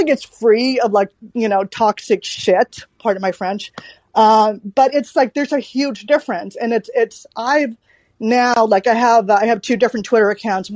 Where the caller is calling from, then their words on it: Sweden; also born or lived in Seattle / Bellevue; I actually am one of those foreigners. I'm calling from Sweden